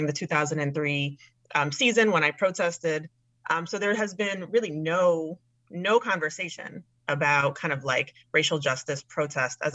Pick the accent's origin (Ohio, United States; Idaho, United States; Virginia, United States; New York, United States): New York, United States; New York City; I'm born and raised in New York City